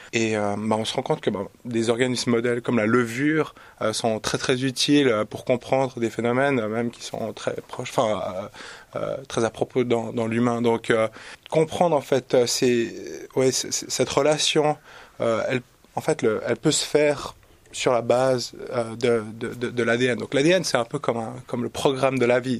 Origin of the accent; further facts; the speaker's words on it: Switzerland; also born or lived in Zurich; je suis suisse